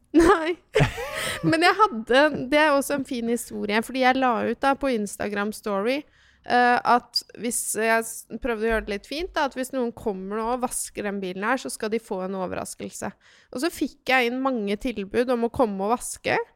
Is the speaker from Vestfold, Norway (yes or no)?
yes; Vestfold, Norway; also born or lived in Lier; jeg vokste opp i Vestfold, kan jeg si, da. Mm. Men jeg er egentlig født i Lier